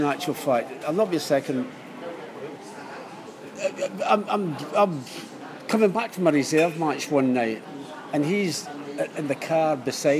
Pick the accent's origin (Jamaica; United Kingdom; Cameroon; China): United Kingdom; Scotland; also born or lived in Ireland; I was born in Scotland.